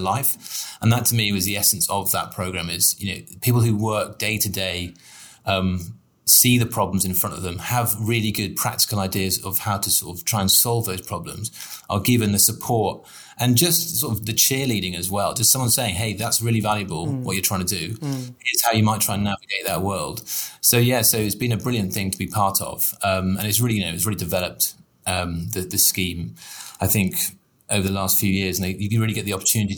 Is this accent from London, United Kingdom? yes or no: no; Somerset, South West England, United Kingdom; I was raised in Somerset